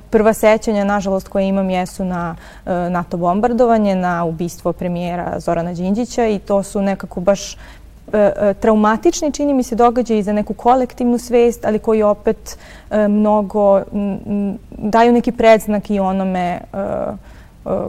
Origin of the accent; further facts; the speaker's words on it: Stara Pazova, Vojvodina, Serbia; also born or lived in Novi Sad; ja rođena zapravo u Novom Sadu, ali sam odrasla u Staroj Pazovi.